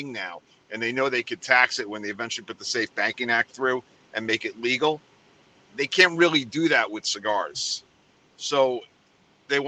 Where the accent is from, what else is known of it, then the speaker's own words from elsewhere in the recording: New York City, New York, United States; now in Florida, United States; I come from New York City